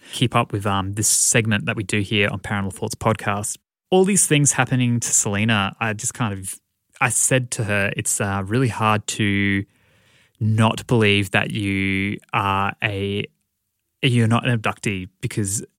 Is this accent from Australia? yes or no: yes; Australia; I'm also Australian